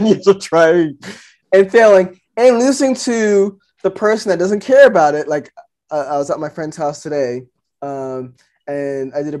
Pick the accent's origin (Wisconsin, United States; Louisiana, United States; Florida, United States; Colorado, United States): Louisiana, United States; my home state school LSU